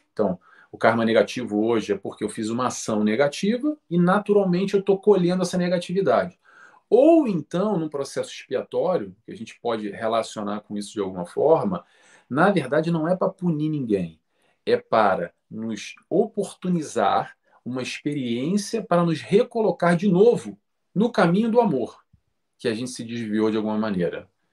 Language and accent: Portuguese; Rio de Janeiro, Brazil; nasci no Rio de Janeiro, Brasil